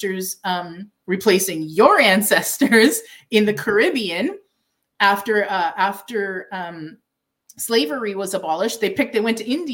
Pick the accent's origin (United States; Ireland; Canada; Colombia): Canada; I am Canadian